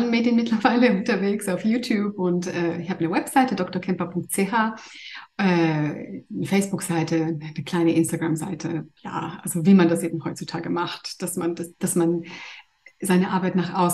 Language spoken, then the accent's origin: German; Greece; ich bin ursprünglich Griechin und arbeite eigentlich in Zürich als Kinderärztin.